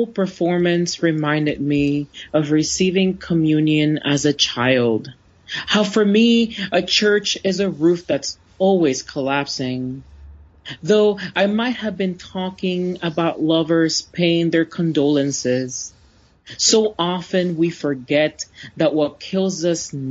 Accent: Florida, United States; Even though I grew up in Florida, the trip was a luxury because I grew up poor

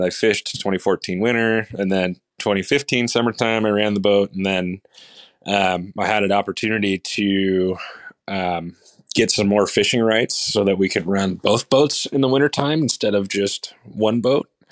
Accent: Seattle, Washington, United States; also born or lived in Edmonds, Washington; I'm from Seattle, Washington, Bree and I live just north of Seattle in a town called Edmonds

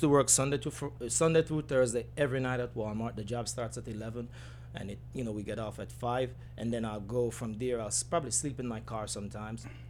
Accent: Spalding, Clarendon, Jamaica; accent: Jamaican; moved away; grew up from a community, Spalding, from Spalding, Clarinden, um, went to Knox College

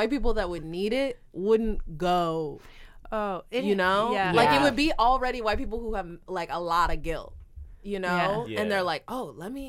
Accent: north of Dallas, Texas, United States; I'm not from Dallas in particular, but like my town is just north of Dallas

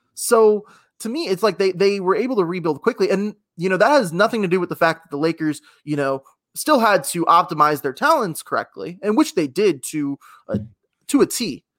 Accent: Houston, Texas, United States; also born or lived in Sugar Land, Texas; I'm from Houston, and I was in the eighth grade

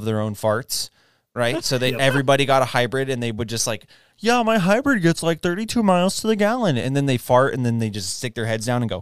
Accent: Texas, United States; moved away; also born or lived in New Jersey; I was born and raised in Texas.

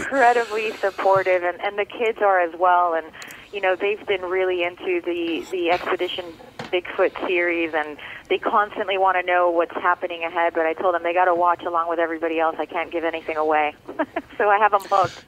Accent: Miami, Florida, United States; first language Spanish; English is a second language; I grew up in Little Havana in Miami, and now I'm I'm very much back home

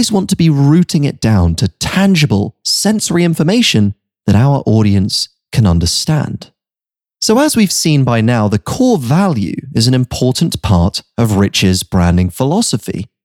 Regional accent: United Kingdom; moved away as an adult; also born or lived in New York City; I'd been living in a bubble growing up in the United Kingdom my whole life

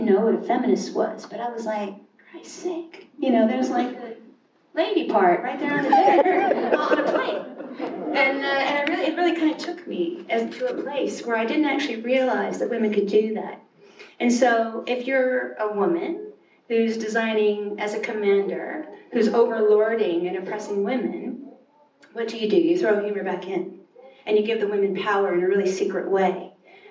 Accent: Kentucky, United States; moved away; also born or lived in New York; where I grew up in Kentucky

